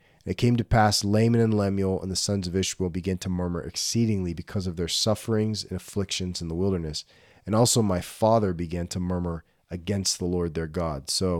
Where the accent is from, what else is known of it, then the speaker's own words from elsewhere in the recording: Gulf of Mexico, Gulf Coast, United States; I grew up on the Gulf of Mexico.